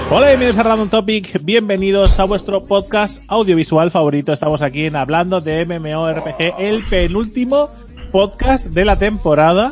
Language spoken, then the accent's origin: Spanish; Catalonia, Spain; el puto desayuno catalán